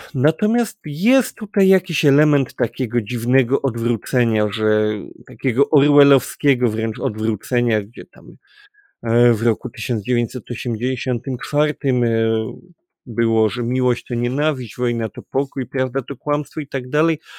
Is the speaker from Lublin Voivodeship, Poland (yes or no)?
no; Kraków, Lesser Poland, Poland; my jesteśmy akurat z Krakowa